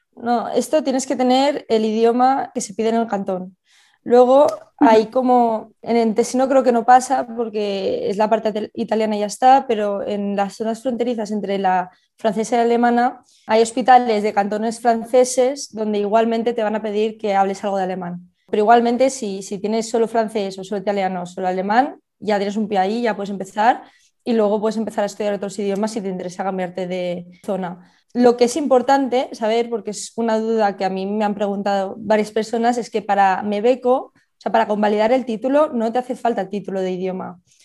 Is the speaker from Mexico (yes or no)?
no; Barcelona, Catalonia, Spain; moved away as an adult; also born or lived in Girona; now in Switzerland; de Barcelona, estudié en Gerona